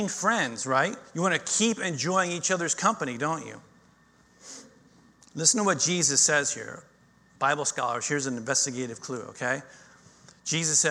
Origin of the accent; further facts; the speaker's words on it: Florida, United States; I grew up in Florida